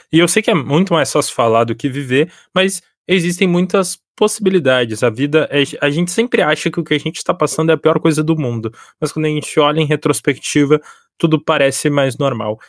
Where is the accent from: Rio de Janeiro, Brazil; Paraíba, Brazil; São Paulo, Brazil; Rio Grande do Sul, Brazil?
Rio Grande do Sul, Brazil; Porto Alegre; Eu e o … somos do Rio Grande do Sul, eu sou da capital